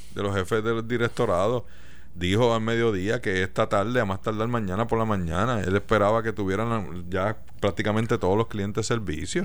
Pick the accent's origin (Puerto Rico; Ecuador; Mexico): Puerto Rico; Mayagüez; yo que me crié y nací en Mayagüez